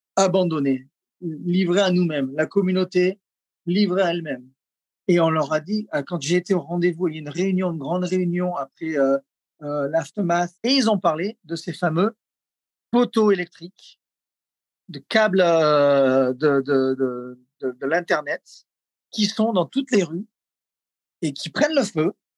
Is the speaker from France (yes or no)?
yes; south-east France, France; also born or lived in Los Angeles, United States / Lahaina, Maui, United States; now in Maui, United States; Je suis d'origine euh, du sud-est de la France